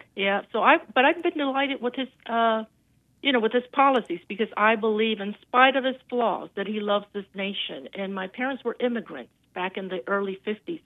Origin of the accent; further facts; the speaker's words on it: North Carolina, United States; I'm from North Carolina